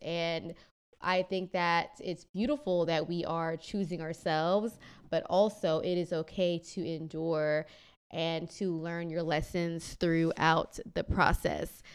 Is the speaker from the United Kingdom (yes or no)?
no; Kenya; moved away; I'm Kenyan